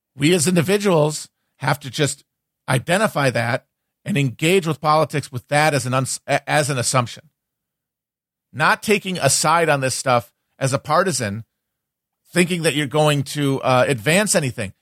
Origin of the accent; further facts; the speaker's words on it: United States; I'm just an American.